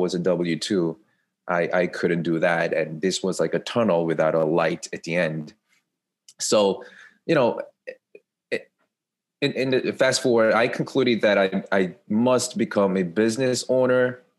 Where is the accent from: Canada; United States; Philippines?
United States; New York; I'm from New York